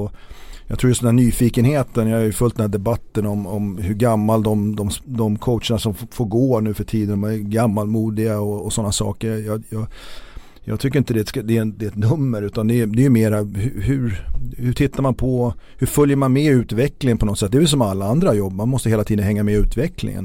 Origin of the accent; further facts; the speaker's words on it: Stockholm, Stockholm County, Sweden; also born or lived in Gotland; som stockholmare